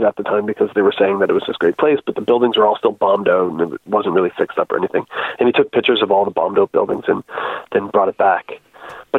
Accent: New Brunswick, Canada; we're all from New Brunswick

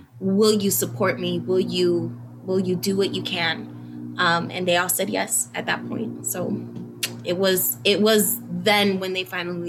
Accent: United States; growing up in Humble Park, you always see performances.

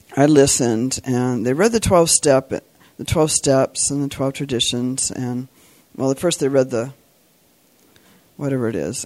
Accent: Santa Cruz, California, United States; I'm from Santa Cruz, California

